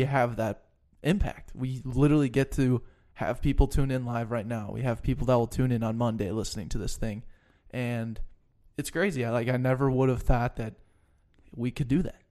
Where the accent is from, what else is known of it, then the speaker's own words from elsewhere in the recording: Denver, Colorado, United States; moved away; I'm from Denver